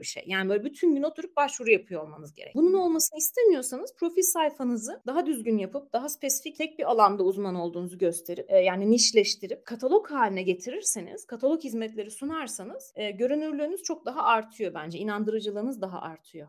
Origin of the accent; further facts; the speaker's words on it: Marmaris, Muğla, Turkey; moved away as an adult; also born or lived in Istanbul; now in Ankara, Turkey; Marmaris'te büyüdüm ben.